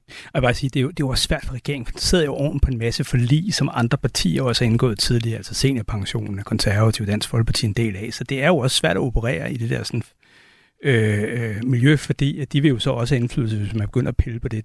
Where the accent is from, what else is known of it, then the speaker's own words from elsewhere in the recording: Denmark; den velfærd, vi vil have som danskere